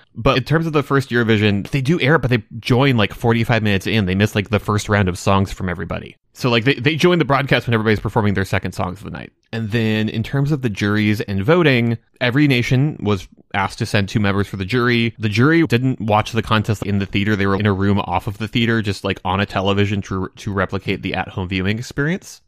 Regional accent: United States; me being an American

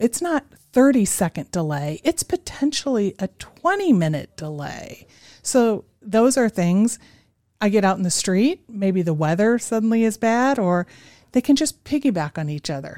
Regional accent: Chicago, Illinois, United States; moved away as an adult; also born or lived in New York City; now in Boise, United States; I grew up in the Chicago area

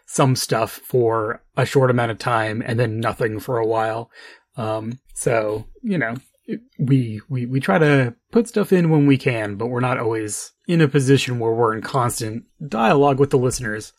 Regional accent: New Mexico, United States; when I first started driving in New Mexico, you know, as a teenager

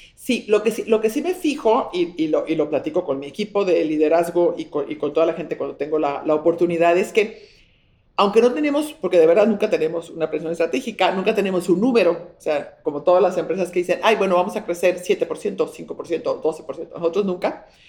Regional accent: Mexico; soy mexicana

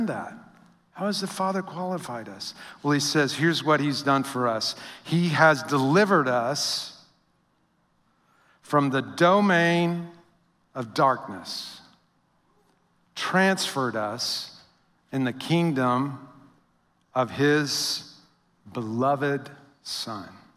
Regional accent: Northwest Louisiana, United States; moved away; also born or lived in Midwest; I was raised in Northwest Louisiana.

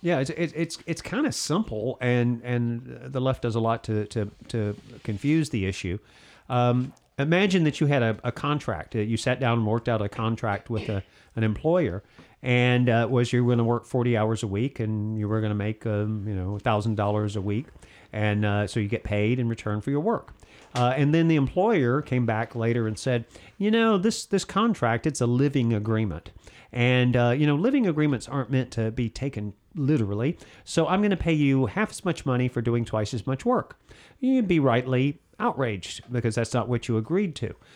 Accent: Alabama, United States; I'm from Alabama

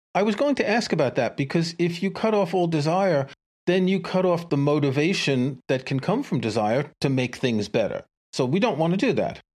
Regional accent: New York, United States; I grew up in New York too

